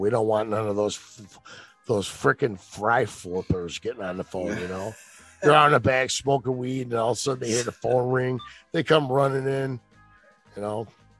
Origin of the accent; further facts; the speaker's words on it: Chicago, Illinois, United States; You know what? I'm from Chicago